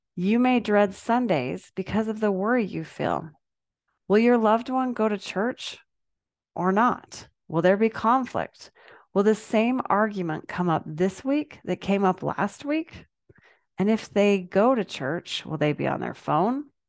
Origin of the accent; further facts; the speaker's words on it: Salt Lake City, Utah, United States; Growing up in Salt Lake City, we always went to church together as a family